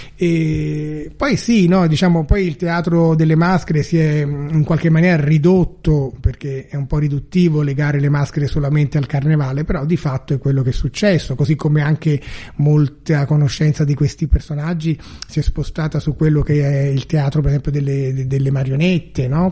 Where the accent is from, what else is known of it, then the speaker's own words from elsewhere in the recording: Florence, Tuscany, Italy; io che sono fiorentino